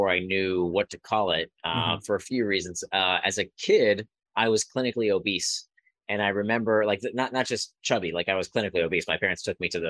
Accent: Israel; I was born in Israel. My grandparents were Holocaust survivors.

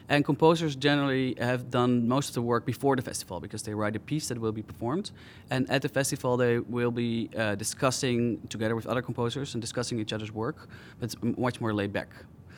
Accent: Amsterdam, North Holland, Netherlands; I'm a composer from Amsterdam, Holland

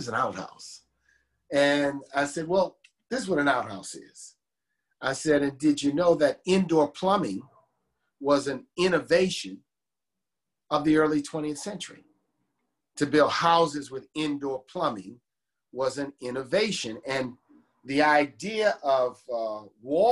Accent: New Orleans, Louisiana, United States; born or raised there

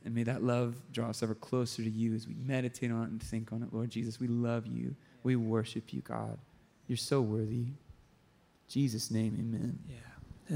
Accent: San Diego, California, United States; my hometown in San Diego

